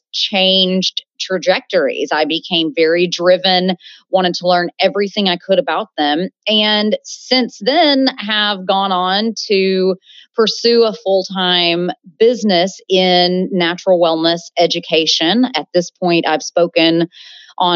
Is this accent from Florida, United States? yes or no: no; Birmingham, Alabama, United States; moved away as an adult; also born or lived in San Francisco / North Carolina; am originally from Birmingham, Alabama, born and raised in the South